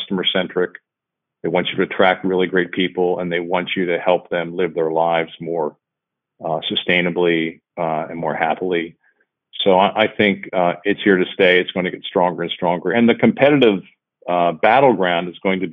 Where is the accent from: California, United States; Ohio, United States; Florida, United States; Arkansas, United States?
Ohio, United States; Cincinnati; my hometown here in Cincinnati